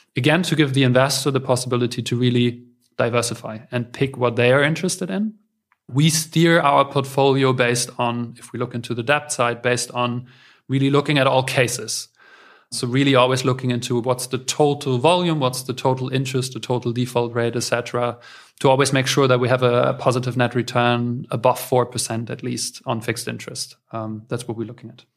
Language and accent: English; Berlin, Germany; I'm, uh, born and raised in Berlin